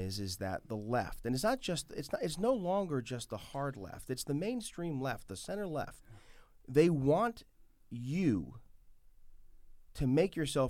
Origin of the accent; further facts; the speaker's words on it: New York City, New York, United States; I remember growing up in the Bronx, and there were Dominican neighborhoods, there were Puerto Rican neighborhoods, sure. there were Cuban neighborhoods, Irish neighborhoods.